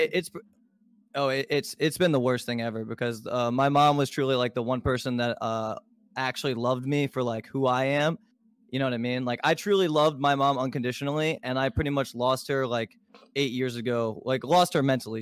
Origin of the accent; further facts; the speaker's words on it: Baltimore, Maryland, United States; I was born in Baltimore, Maryland